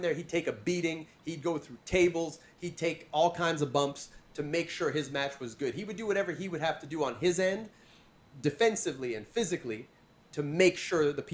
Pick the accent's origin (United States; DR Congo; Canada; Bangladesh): Canada; as a Canadian